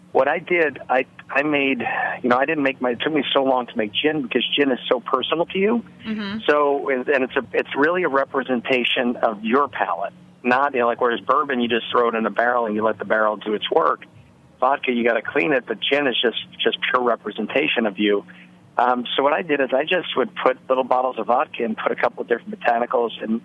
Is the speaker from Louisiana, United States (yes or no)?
yes; New Orleans, Louisiana, United States; now in Roscoe, NY, United States; We're from New Orleans originally